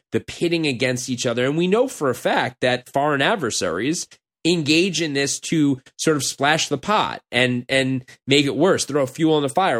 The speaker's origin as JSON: {"language": "English", "town": "Los Angeles", "region": "California", "country": "United States", "moved": "as an adult", "said": "when people ask me where I'm from now, I'm gonna say L.A."}